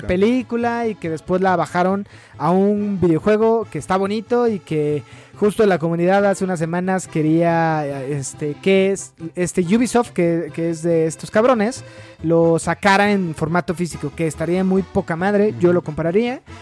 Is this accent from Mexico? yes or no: yes; Mexico; crecí viendo Karate Kid en el Canal 5, güey, como casi todos los niños mexicanos